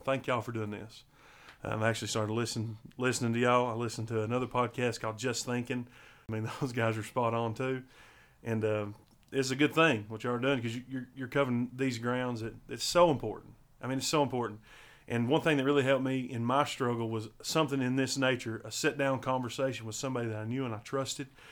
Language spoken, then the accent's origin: English; Riceville, Tennessee, United States; I was born and raised in Riceville, Tennessee.